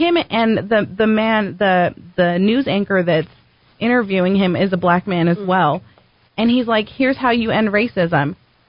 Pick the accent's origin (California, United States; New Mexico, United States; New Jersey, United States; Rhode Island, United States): New Mexico, United States; Albuquerque; born or raised there